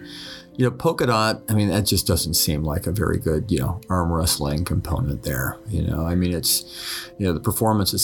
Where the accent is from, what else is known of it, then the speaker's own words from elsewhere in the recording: Utah, United States; moved away; growing up in Utah, we were used to the snow.